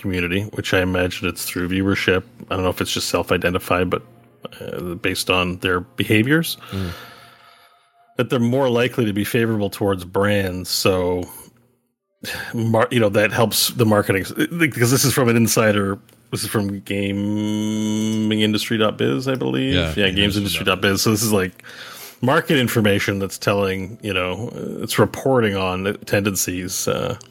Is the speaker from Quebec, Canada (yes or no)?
yes; Quebec, Canada; I grew up in Quebec